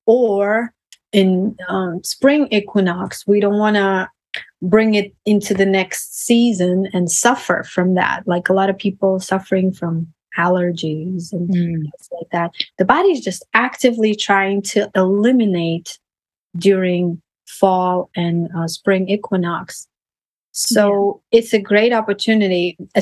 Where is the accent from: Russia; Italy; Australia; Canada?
Russia; moved away; So I came from Russia in 2005